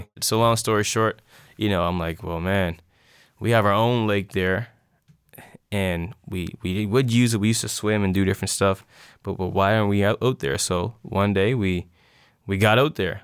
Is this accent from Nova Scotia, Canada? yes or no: yes; North Preston, Nova Scotia, Canada; it's the only place I grew up